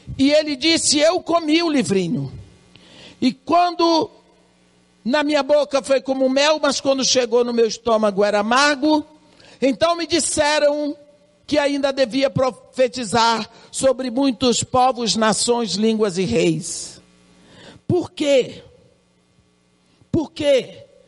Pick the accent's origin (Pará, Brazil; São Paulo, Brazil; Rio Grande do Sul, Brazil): Pará, Brazil; banks of the Tapajós river; Eu sou da beira do rio, Tapajós